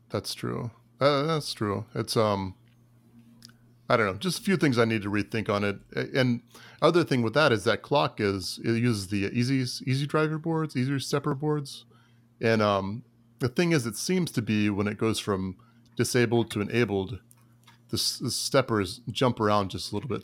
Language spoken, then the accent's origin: English; Tampa Bay area, Florida, United States; I'm from, uh, the Tampa Bay area